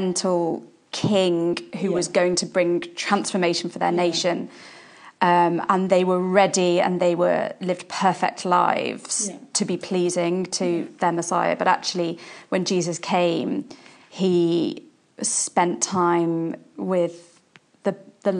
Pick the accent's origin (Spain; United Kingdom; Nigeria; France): United Kingdom; Liverpool, North West England; now in Portsmouth, United Kingdom; I'm from Liverpool originally